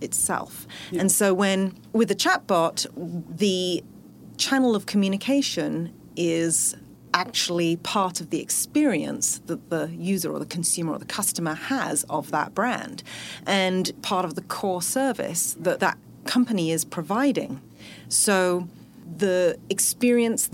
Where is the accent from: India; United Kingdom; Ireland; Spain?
United Kingdom; accent: British; moved away as an adult; now in Bay Area, United States; I actually started my career in the UK, as you can probably tell from my accent